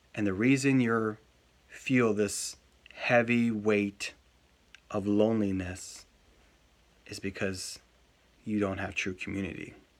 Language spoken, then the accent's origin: English; United States; I'm an American too